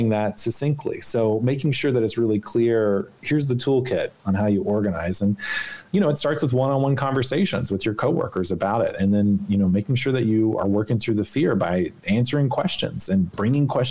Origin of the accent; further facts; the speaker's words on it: Arkansas, United States; moved away; when I grew up in Arkansas